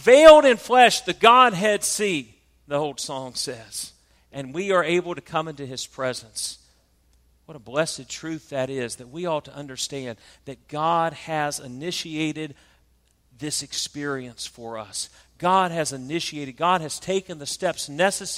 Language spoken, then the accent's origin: English; South Georgia, United States; I'm from South Georgia, we call it a pulpit